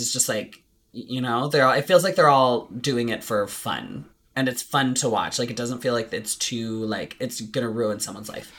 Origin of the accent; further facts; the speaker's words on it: Canada; we are just Canadian